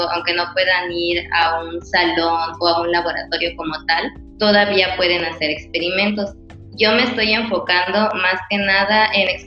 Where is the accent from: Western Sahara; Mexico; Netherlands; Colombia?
Mexico; Mérida, Yucatán; yo soy de Mérida